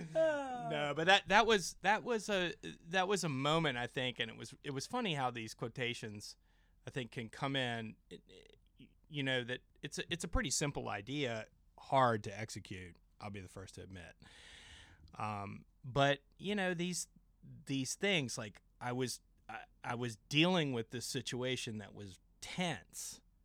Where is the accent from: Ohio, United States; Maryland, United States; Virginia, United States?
Virginia, United States; James River; I grew up out on the James River